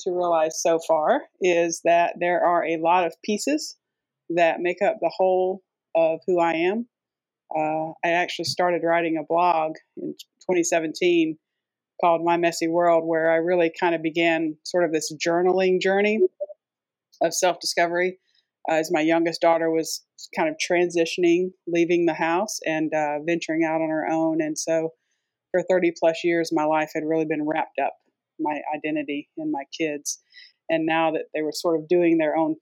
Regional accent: United States; also born or lived in Alabama / Georgia; now in Tallahassee, United States; I am originally from Georgia and Alabama.

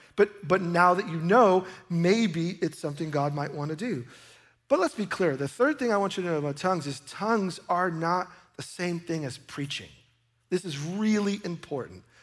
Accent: New York, United States; I grew up in New York

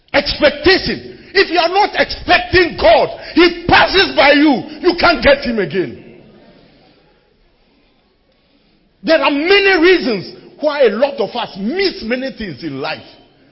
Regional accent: Accra, Greater Accra, Ghana; And of course, when I went back to school, I'm from Accra.

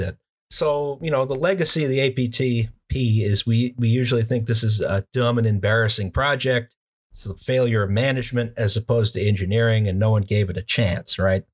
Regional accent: United States; as an American

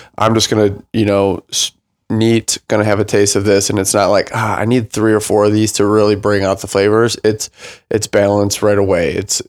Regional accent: Flint, Michigan, United States; Takes me back to my hometown of Flint.

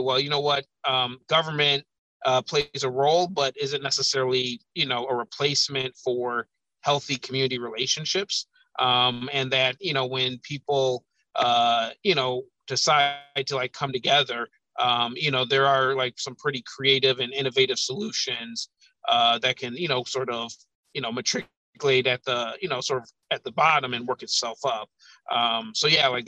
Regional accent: Madison, Wisconsin, United States; now in Chicago, United States; growing up in Madison, I was kind of insulated

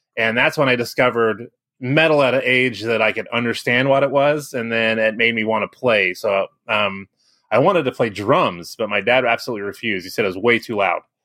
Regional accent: Kansas City, Kansas, United States; moved away as an adult; now in Kansas City, Missouri, United States; I grew up in Kansas City on, I'm actually on the Kansas side

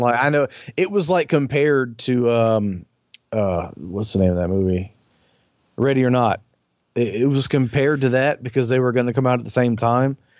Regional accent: the South, United States; I'm from the South

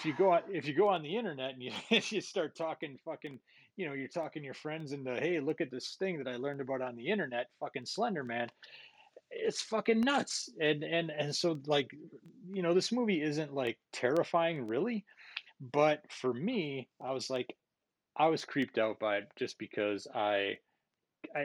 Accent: Merrill, Wisconsin, United States; my hometown of Merrill

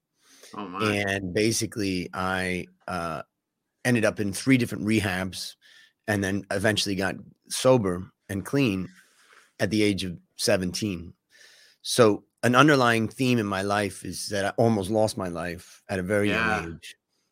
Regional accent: Cleveland, Ohio, United States; But I grew up in Cleveland, Ohio, and kind of, let's say, a Midwestern life.

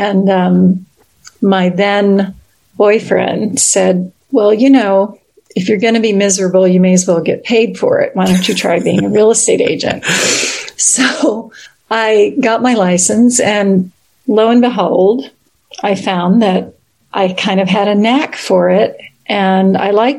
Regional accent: Virginia, United States; now in San Francisco, United States; I grew up in Virginia

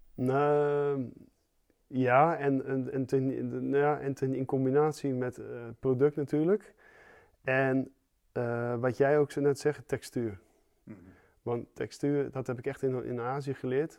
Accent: Zeeland, Netherlands; ik kom uit Zeeland

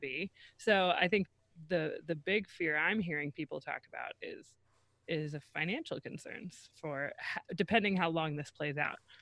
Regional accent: Columbus, Ohio, United States; the Columbus Zoo does because that's my hometown

